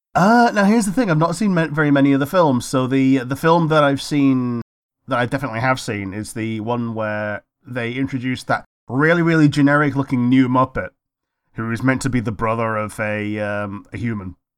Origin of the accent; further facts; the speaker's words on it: United Kingdom; We're also British